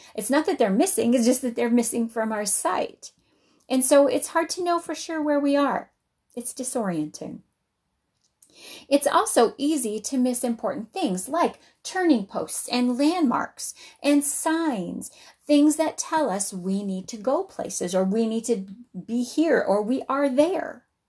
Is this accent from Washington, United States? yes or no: no; Albuquerque, New Mexico, United States; also born or lived in Uncompahgre Valley, Colorado / Colorado Springs, Colorado; now in Wisconsin, United States; I grew up in Albuquerque